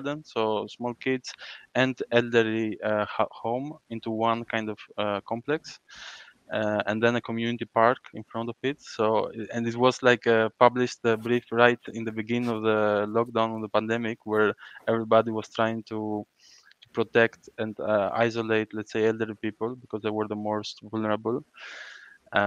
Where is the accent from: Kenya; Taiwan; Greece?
Greece; Crete; I grew up in Creta